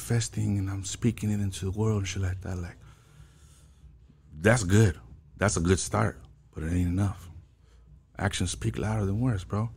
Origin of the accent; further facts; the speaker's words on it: La Puente, California, United States; I was born and raised in La Puente